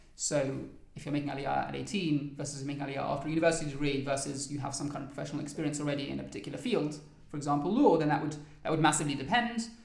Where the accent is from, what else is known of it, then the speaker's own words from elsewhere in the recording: London, United Kingdom; moved away as an adult; also born or lived in Oxford, England; now in Givat Shmuel, Israel; I grew up in London in a place called Highgate in North London